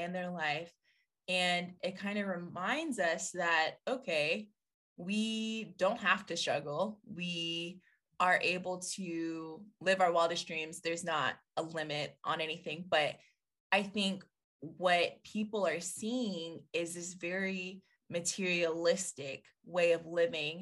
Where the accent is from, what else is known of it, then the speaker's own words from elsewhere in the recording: Atlanta, Georgia, United States; I'm from Atlanta